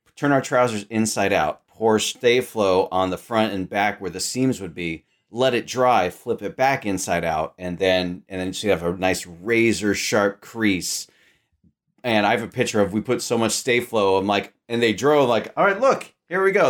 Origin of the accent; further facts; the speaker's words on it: Sacramento, California, United States; I grew up in Sacramento, California